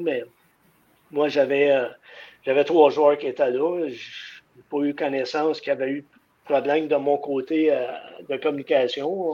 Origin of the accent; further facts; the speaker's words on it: Drummondville, Quebec, Canada; je suis originaire de Drummondville.